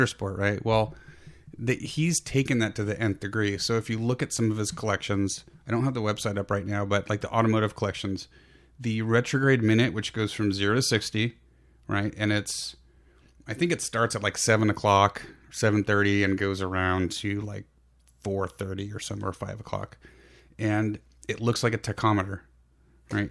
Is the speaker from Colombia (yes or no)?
no; San Francisco Peninsula, Bay Area, California, United States; now in Sacramento foothills, United States; Both P G and I grew up on the peninsula between San Jose and San Francisco